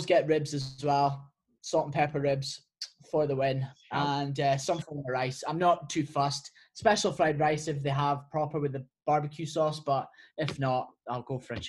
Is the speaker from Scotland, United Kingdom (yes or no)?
yes; Scotland, United Kingdom; I'm Scottish PT. Don't really sound Scottish, whether that's irrelevant or not.